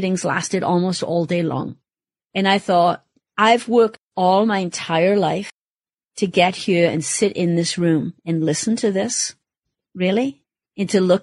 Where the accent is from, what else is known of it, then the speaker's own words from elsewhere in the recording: Wales, United Kingdom; moved away as an adult; my home country and Wales